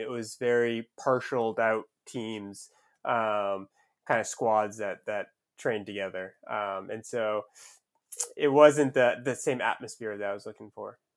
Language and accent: English; Southern Maine, United States; I grew up in Southern Maine, so it was about two hours north of Boston.